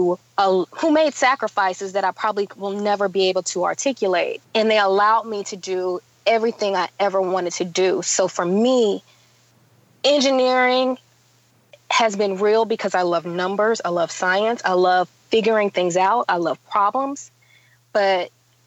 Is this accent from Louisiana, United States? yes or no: yes; Baton Rouge, Louisiana, United States; growing up in Baton Rouge, Louisiana, you know, I grew up in a Baptist church